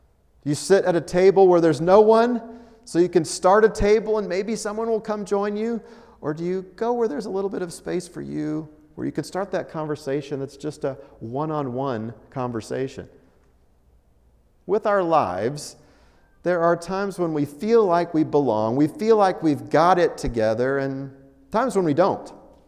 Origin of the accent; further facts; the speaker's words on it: Colorado, United States; also born or lived in Altus, Oklahoma; Now, I was born in Colorado, and at some point in my father's ministry, we were able to move back to his hometown and do ministry in Altus, Oklahoma. After that season was over, we returned to Colorado.